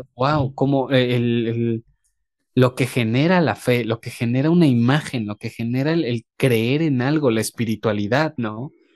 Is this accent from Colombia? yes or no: no; Mexico